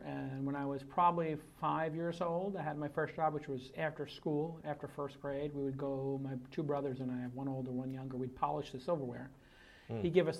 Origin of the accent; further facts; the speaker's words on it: New York City, New York, United States; Well, I was born in Bay Ridge, Brooklyn, which is pretty far out.